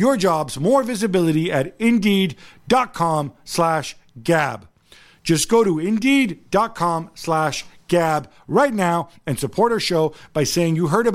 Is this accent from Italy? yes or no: yes; Italy; I'm Italian